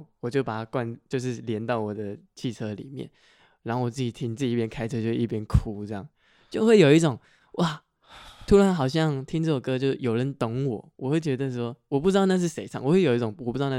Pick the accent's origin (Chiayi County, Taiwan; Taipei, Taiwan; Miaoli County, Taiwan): Miaoli County, Taiwan; Miaoli; first language Hakka; 因为它就是我从小到大生长环境会讲的话。它就是我很自然会蹦出来的客家话